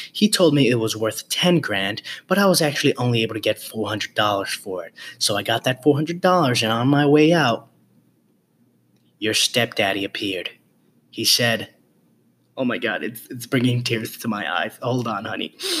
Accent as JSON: {"language": "English", "town": "New York City", "region": "New York", "country": "United States", "tie": "born or raised there", "said": "being raised, born and raised in the Bronx"}